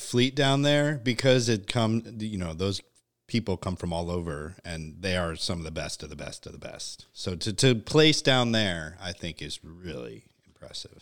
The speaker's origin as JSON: {"language": "English", "region": "Connecticut", "country": "United States", "tie": "born or raised there", "moved": "yes", "said": "growing up in Connecticut, like, uh, yuppie land"}